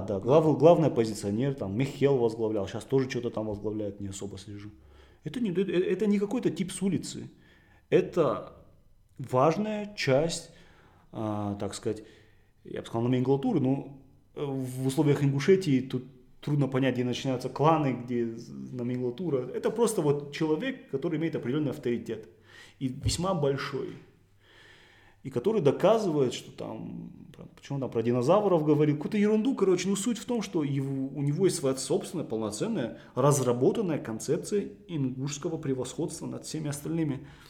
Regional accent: Beslan, North Ossetia–Alania, Russia; я сам практически из такого же места, я из Беслана

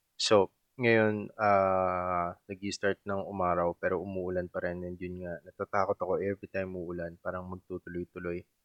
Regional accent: Subic, Central Luzon, Philippines; also born or lived in Olongapo City; taga-Subic ako and then nag-aral ako sa Olongapo City na 30 minutes drive lang

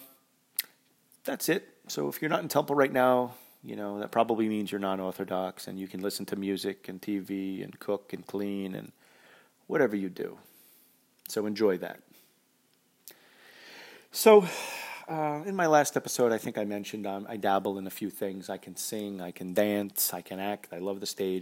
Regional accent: New England, United States; I'm from New England.

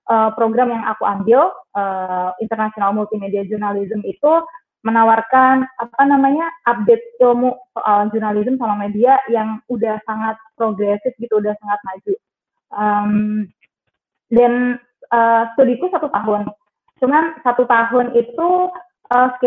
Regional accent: Trenggalek, East Java, Indonesia; aku besar dan lahir di Trenggalek, jadi asli Trenggalek. Uh, SD, SMP, SMA di Trenggalek.

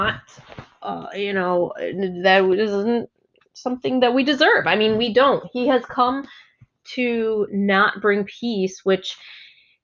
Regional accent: Germany; now in United States; I'm not from here natively. I came from Germany.

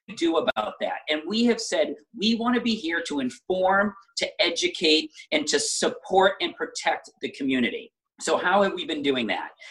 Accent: Braintree, Massachusetts, United States; I grew up in Braintree, in a suburb so similar to most of the 34 cities and towns

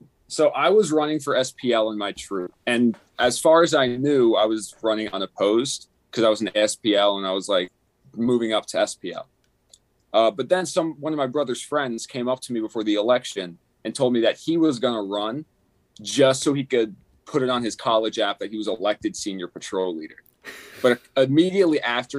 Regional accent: Sparta, New Jersey, United States; I'm from Northern New Jersey, the greatest state in all of the 50. Sparta, New Jersey

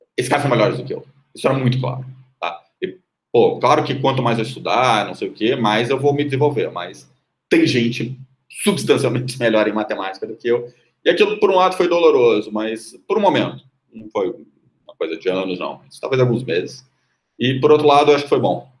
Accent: Brazil

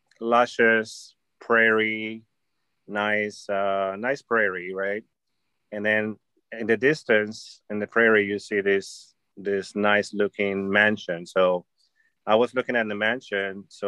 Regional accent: Los Angeles, California, United States; I'm like, from L.A., from the Valley, from L.A., you know, or where I live here, there.

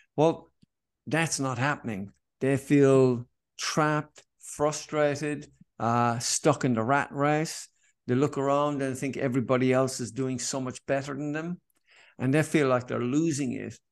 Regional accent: Cork, Munster, Ireland; now in Sydney, Australia; growing up in Ireland and in Cork

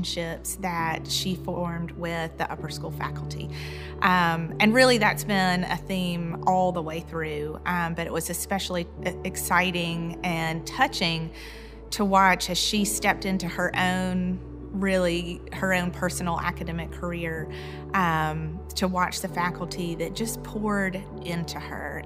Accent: Columbus, Georgia, United States; I grew up here in Columbus

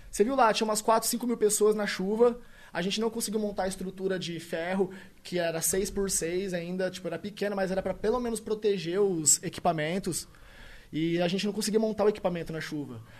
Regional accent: Tupã, São Paulo, Brazil; Sou do interior de São Paulo, Tupã, cidade abençoada. Salve a todos tupanenses

